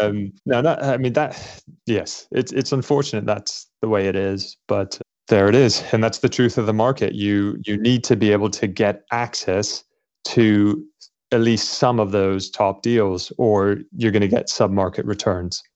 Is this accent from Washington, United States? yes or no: no; Los Angeles, California, United States; moved away as an adult; also born or lived in Scotland / London, United Kingdom / Cambridge, United Kingdom; now in United Kingdom; I grew up in Los Angeles